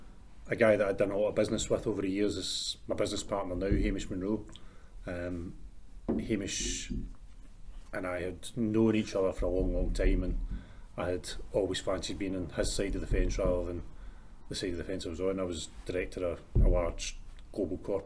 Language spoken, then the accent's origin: English; Erskine, Scotland, United Kingdom; also born or lived in Paisley / Glasgow; Born and grew up in Erskine. Spent most of my life between sort of Erskine, Paisley, stayed in City Centre for a wee while. But I'm kind of Erskine boy, born and bred.